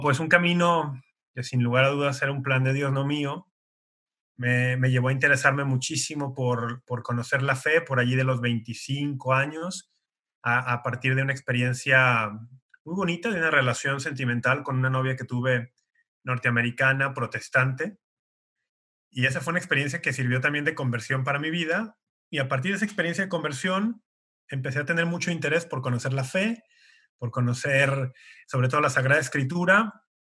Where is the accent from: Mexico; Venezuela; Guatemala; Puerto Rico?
Mexico; Guadalajara, Jalisco; soy tapatío de Guadalajara, México